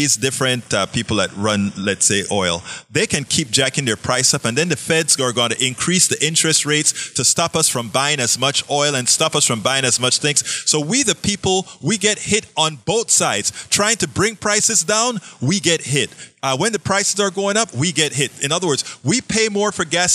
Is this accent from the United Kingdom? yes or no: no; Panama; moved away; also born or lived in Kingwood, Texas; I'm from Panama, Central America.